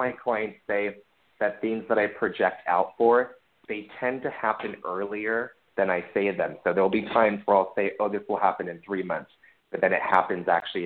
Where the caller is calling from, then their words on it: New York City, New York, United States; I'm calling from Harlem.